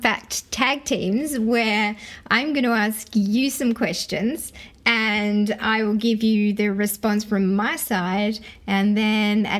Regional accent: Sydney, New South Wales, Australia; my brother and I grew up in Western Sydney

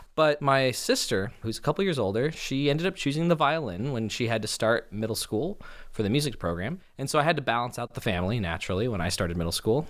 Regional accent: Los Angeles, California, United States; growing up in Los Angeles

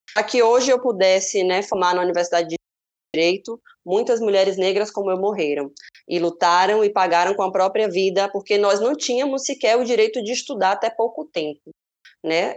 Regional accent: Salvador, Bahia, Brazil; Salvador, a cidade onde eu nasci

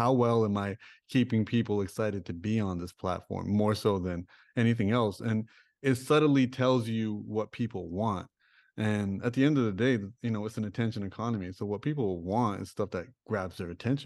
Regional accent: Toronto, Ontario, Canada; I grew up in Toronto. I grew up in Rexdale.

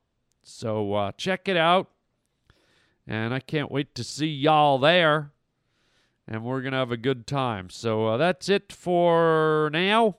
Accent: near Buffalo, New York, United States; moved away; I grew up near Buffalo

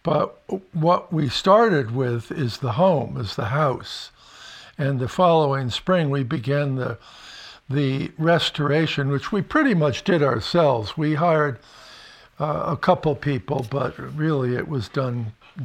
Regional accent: Connecticut, United States; now in Vermont, United States; the kind of house that I grew up on in Connecticut.

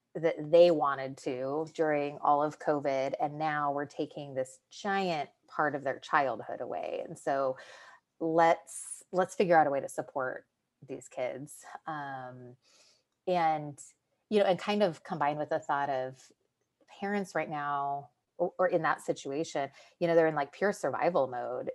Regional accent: California, United States; the area that it was in was my hometown

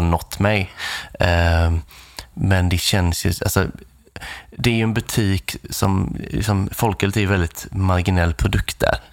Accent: Nässjö, Jönköping County, Sweden; moved away; där jag kommer från i Nässjö

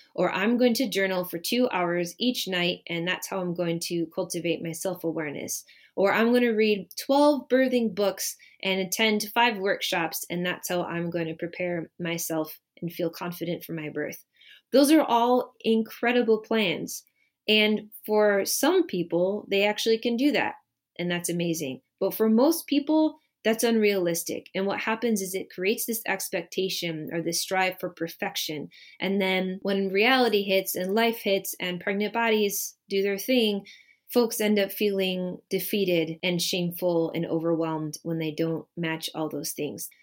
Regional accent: Midwest, United States; moved away as an adult; also born or lived in Bay Area, California; now in Michigan, United States; I was born and raised in the Midwest and spent the last about twelve and a half years living in the Bay Area of California and only recently moved back to Michigan

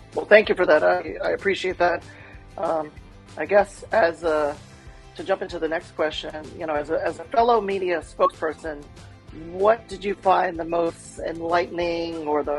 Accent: New Orleans, Louisiana, United States; moved away as an adult; also born or lived in New York City; now in Seattle, United States; She's in Baton Rouge, Louisiana, right down the road from my hometown of New Orleans.

